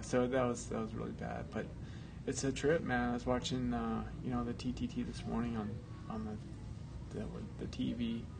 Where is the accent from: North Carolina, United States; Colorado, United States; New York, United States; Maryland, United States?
Colorado, United States; Boulder; The worst day of my life in my hometown, man.